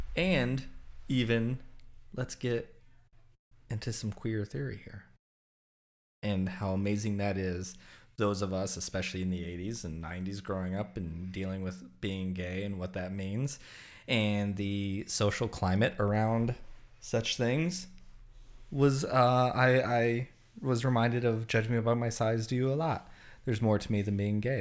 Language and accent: English; Southwest, United States; I grew up in the Southwest here